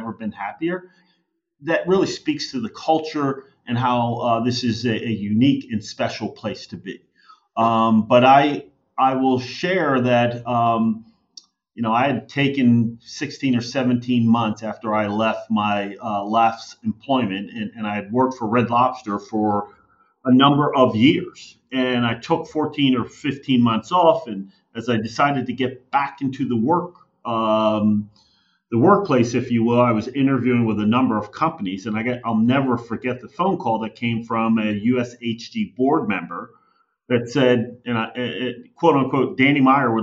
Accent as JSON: {"language": "English", "area": "outside of Philadelphia", "region": "Pennsylvania", "country": "United States", "tie": "born or raised there", "said": "I grew up outside of Philadelphia."}